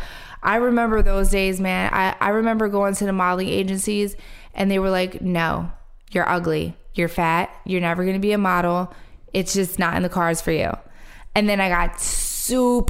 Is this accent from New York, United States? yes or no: no; Philadelphia, Pennsylvania, United States; I'm from Philly